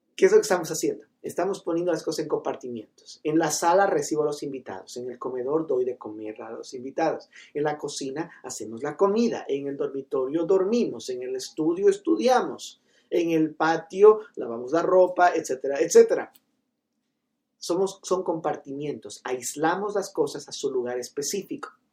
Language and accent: Spanish; Loja, Ecuador; yo soy de Loja